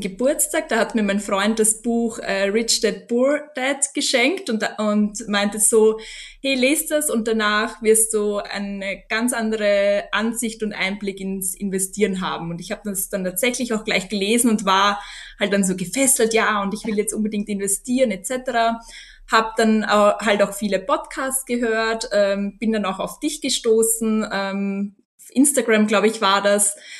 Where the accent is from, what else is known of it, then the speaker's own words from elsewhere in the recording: Austria; also born or lived in London / Vilnius; ich bin aus Österreich, 33 Jahre alt